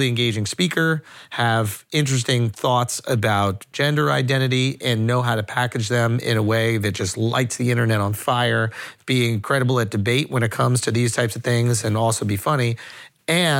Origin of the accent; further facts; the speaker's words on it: New York City, New York, United States; I'm New Yorker